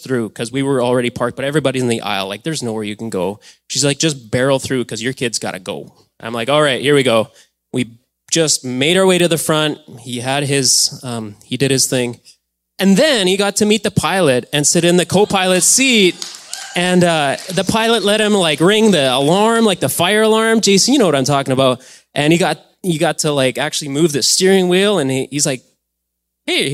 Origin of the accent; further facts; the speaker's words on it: Alberta, Canada; moved away; We grew up in Alberta.